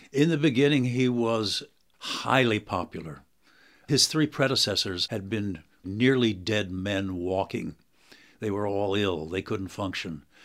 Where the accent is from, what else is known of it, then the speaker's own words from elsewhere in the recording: United States; I'm an American professor